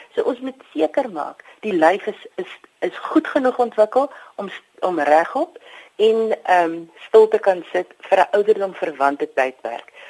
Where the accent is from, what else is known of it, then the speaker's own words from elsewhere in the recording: South Africa; ons as Afrikaners